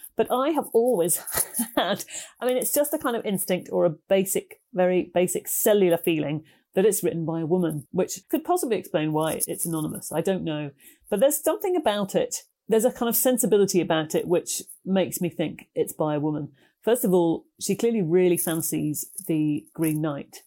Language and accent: English; United Kingdom; also born or lived in Ireland; I was born there and we used to visit it all the time, although I was brought up mostly in Britain